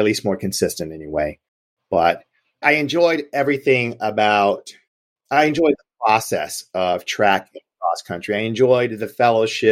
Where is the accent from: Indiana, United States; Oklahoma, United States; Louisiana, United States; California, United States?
Indiana, United States; Gary; growing up in Gary, Indiana, we did it all